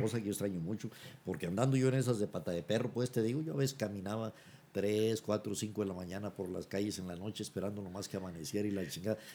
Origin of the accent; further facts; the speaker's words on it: Zamora, Michoacán, Mexico; moved away; also born or lived in Chiapas; cuando yo me fui de Zamora, Zamora terminaba en la estación del ferrocarril